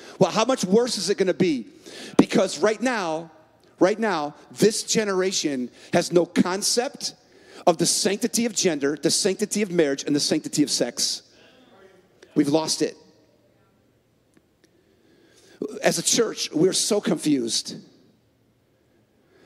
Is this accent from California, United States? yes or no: yes; San Francisco, California, United States; now in Minneapolis, United States; I was born in San Francisco and I live in Minneapolis